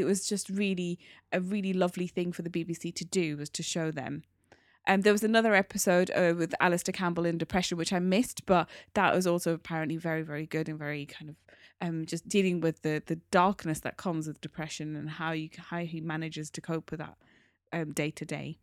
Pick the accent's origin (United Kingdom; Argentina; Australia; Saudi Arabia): United Kingdom; we are British Asian, I'm part of the British Asian community.